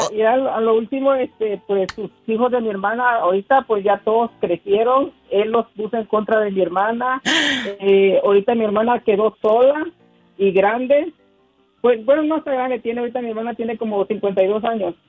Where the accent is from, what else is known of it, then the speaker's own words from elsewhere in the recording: Villa Comaltitlán, Chiapas, Mexico; nací en en un pueblito que se llama, en un, un pueblito que se llama Villa Comaciclán... ahí en Chiapas